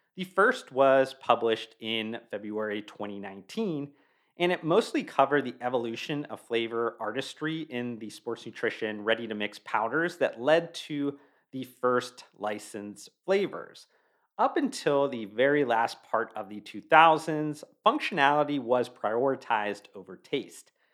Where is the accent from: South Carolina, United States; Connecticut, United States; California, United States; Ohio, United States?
Ohio, United States; Youngstown; I was born and raised in Youngstown, Ohio